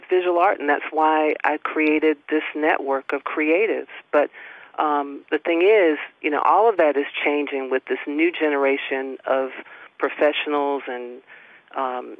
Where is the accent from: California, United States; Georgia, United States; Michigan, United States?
Georgia, United States; Stephens County; I was born and raised in Stevens County